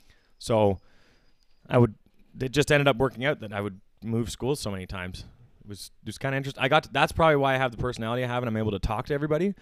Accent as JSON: {"language": "English", "town": "Hamilton", "region": "Ontario", "country": "Canada", "tie": "born or raised there", "said": "the city I was born in Hamilton. I was born and raised in Hamilton"}